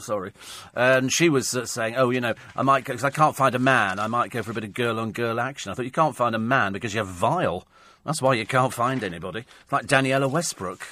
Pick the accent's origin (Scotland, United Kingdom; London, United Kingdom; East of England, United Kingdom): London, United Kingdom; Twickenham; I come from Twickenham, which is fairly noisy most of the time.